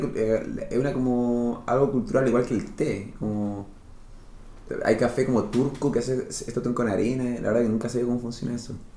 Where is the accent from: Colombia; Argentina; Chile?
Chile; Santiago, que es la capital de nuestro país, está al centro del mapa geográfico de Chile